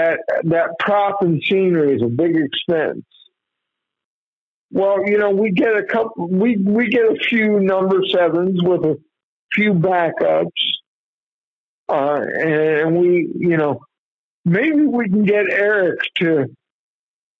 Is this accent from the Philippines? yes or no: no; Muncie, Indiana, United States; there's a small community outside of Muncie, my hometown